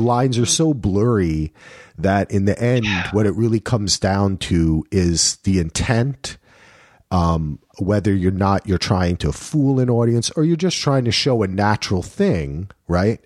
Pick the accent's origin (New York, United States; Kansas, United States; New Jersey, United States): New Jersey, United States; I'm from Jersey